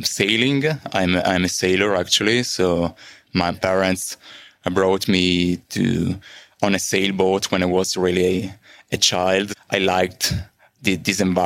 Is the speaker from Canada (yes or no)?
no; Milan, Lombardy, Italy; from Milano, Italy.